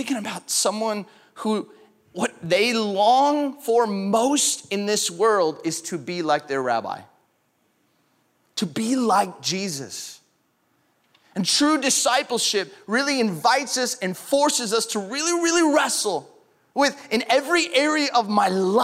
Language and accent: English; California, United States; moved away as an adult; also born or lived in Grand Rapids, Michigan; I grew up in California